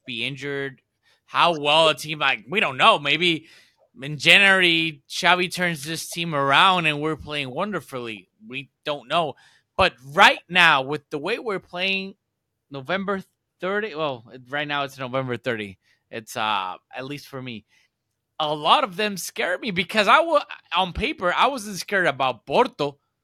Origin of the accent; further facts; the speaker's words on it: Puerto Rico; I'm from Puerto Rico